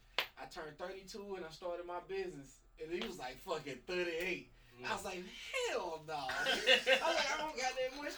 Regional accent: Mississippi, United States; I'm from Mississippi

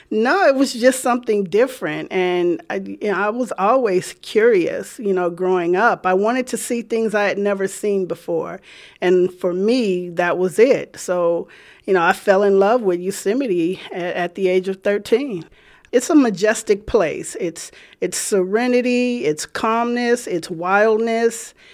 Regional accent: Richmond, California, United States; I grew up here in the Bay Area, Richmond, California. I grew up as the only girl in a family of nine. So I have eight brothers.

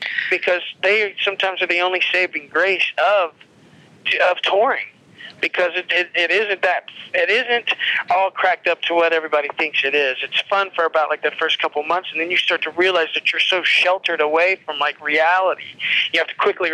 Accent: Lafayette, Indiana, United States; moved away as an adult; also born or lived in Chicago; I grew up in Lafayette

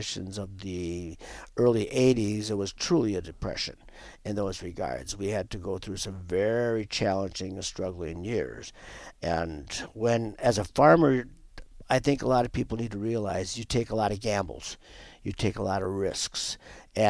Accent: southwestern North Dakota, United States; moved away as an adult; now in Wisconsin, United States; I'm a transplant to Wisconsin. I did not grow up here. I grew up in North Dakota. on a dairy farming operation in southwestern North Dakota

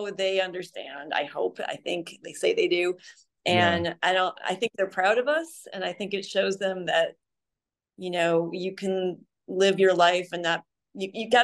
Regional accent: Lake Zurich, Illinois, United States; now in Phoenix, United States; I grew up in Lake Zurich

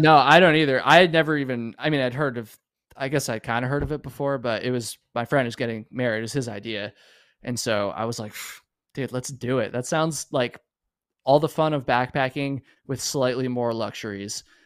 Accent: Vermont, United States; moved away; a good friend of mine that I grew up with in Vermont

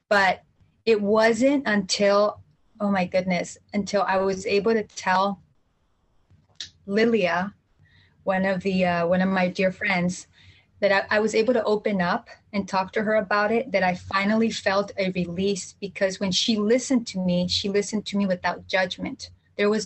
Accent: Jalisco, Mexico; I'm from Central Mexico, from Jalisco

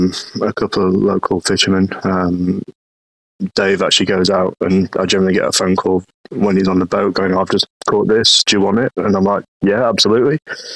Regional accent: Stockport, North West England, United Kingdom; I mean, originally from sort of Manchester or Stockport area.

